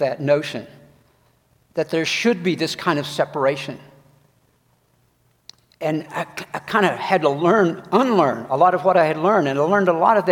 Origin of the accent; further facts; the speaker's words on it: Georgia, United States; growing up in the South in Georgia